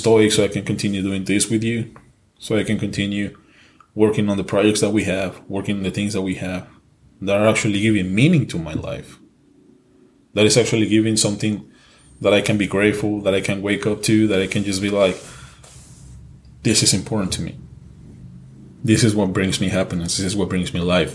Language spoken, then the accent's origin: English; Mexico; English is a second language; moved away; also born or lived in California; I was born in California, but I was raised in Mexico. So yeah, English is my second language.